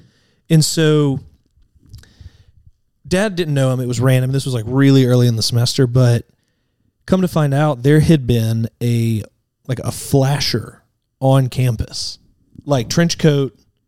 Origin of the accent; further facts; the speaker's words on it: Vestavia Hills, Alabama, United States; I grew up in Vestavia Hills.